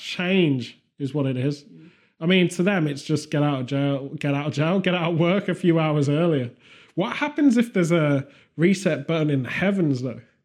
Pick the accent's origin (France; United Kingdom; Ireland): United Kingdom